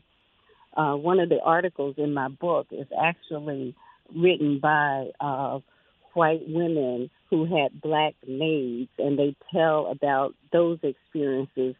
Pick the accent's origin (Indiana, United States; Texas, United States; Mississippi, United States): Mississippi, United States; growing up in Mississippi